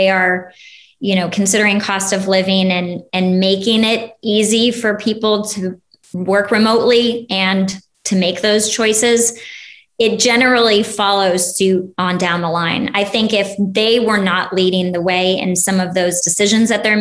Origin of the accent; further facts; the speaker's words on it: Ohio, United States; now in Texas, United States; I grew up mostly in Ohio. So that's where I say I'm from